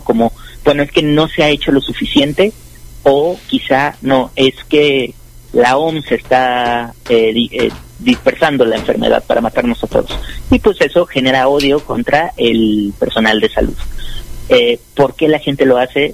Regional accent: Mexico; como mexicanos

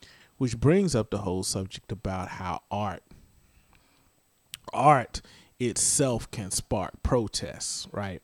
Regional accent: the South, United States; us growing up in the South

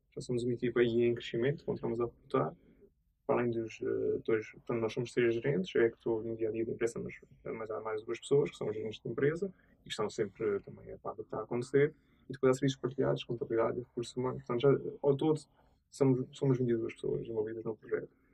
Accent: Azores, Portugal; also born or lived in Lisbon; eu sou açoriano

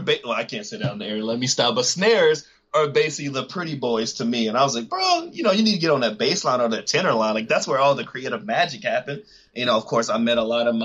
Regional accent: Texas, United States; also born or lived in Vista, California / Houston, Texas; I was born in Houston. Shortly after I was born, a couple of months, I actually moved to Vista, California for 7 years where I grew up. And then I came back to Texas where I spent the rest of my life so far

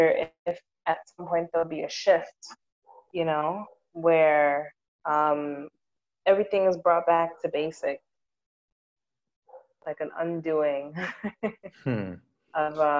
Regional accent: New York, United States; moved away as an adult; now in Ghana; being a New Yorker

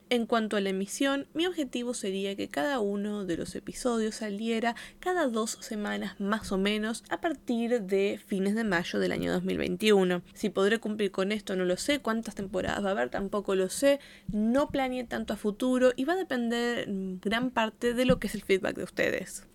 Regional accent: Argentina; accent: Argentine; tengo un acento muy marcado de Argentina

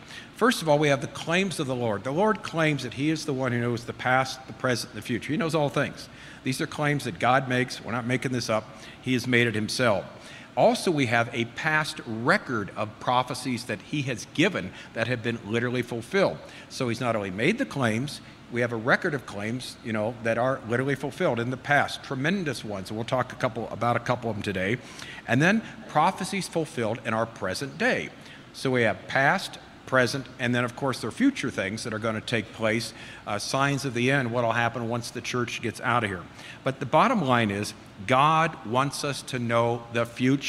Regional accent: Southern California, United States; I'm from Southern California, and I was raised there

